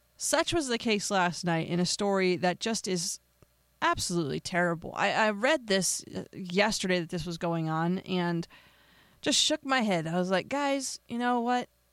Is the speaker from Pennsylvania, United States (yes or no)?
yes; Pennsylvania, United States; now in Las Vegas, United States; my home state of Pennsylvania.